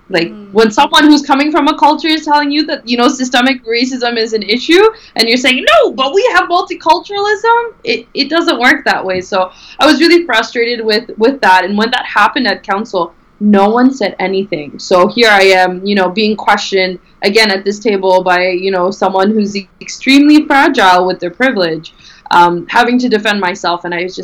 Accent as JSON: {"language": "English", "town": "Halifax", "region": "Nova Scotia", "country": "Canada", "tie": "born or raised there", "said": "born and raised in Halifax, Nova Scotia, and I was born literally 5 minutes of a walk away from my university."}